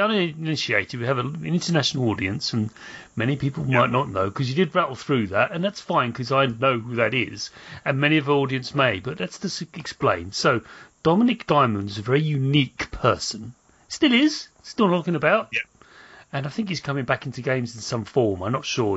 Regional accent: London, United Kingdom; I was born in South London

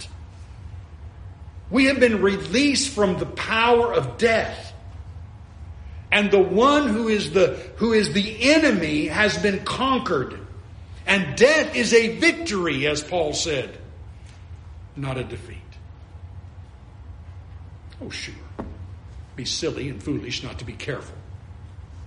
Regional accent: California, United States; now in Florida, United States; You live in this arid desert area where, like where I grew up in California

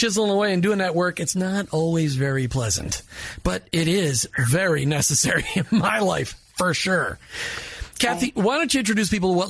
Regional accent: Minnesota, United States; where I grew up in Minnesota

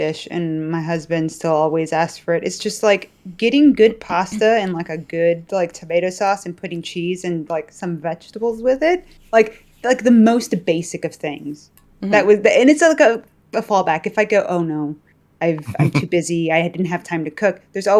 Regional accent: Chicago, Illinois, United States; Yes, I am.

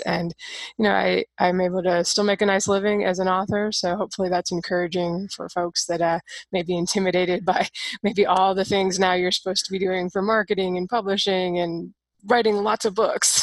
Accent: Seattle, Washington, United States; growing up in Seattle is pretty liberal out there

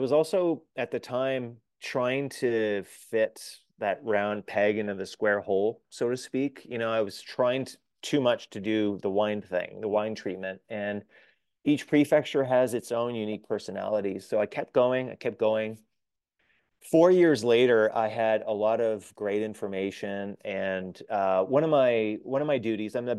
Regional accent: Canada; as a Canadian

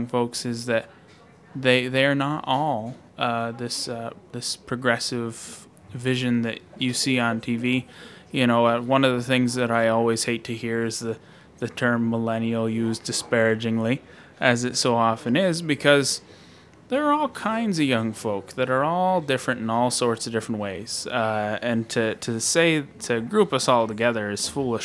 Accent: Northeast Kingdom, Vermont, United States; In my hometown, I've been asked to be on the development board

